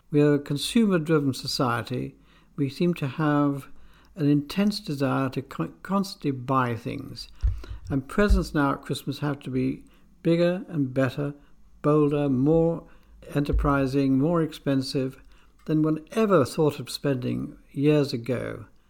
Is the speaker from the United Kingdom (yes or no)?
yes; England, United Kingdom; also born or lived in Argentina; I was born in England, but I spent a number of years in the Argentine before coming back to England to go to school